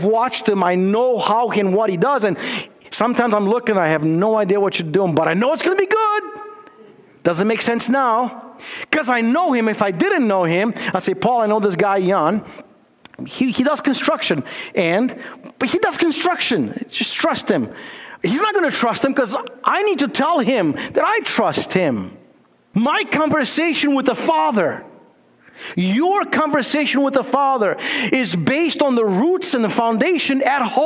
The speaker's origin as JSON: {"language": "English", "country": "Romania", "also_born_or_lived": "Chicago", "moved": "yes"}